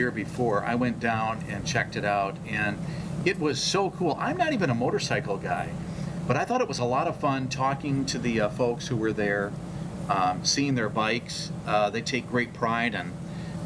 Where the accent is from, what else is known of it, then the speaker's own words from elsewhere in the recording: Muskegon, Michigan, United States; my hometown